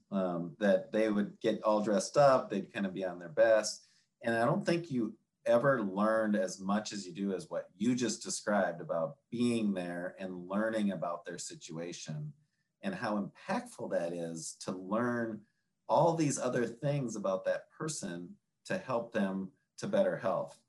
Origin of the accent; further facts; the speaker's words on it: Minnesota, United States; now in Michigan, United States; I'm a northerner and in Michigan and Minnesota is my kind of hometown.